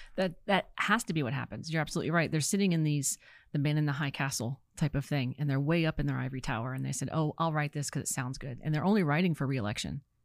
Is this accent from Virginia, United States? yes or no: yes; Virginia, United States; moved away as an adult; also born or lived in California; I'm from Virginia